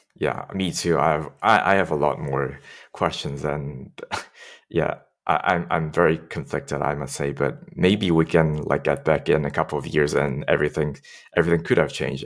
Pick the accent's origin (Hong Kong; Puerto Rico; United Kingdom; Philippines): Hong Kong; I grew up in Hong Kong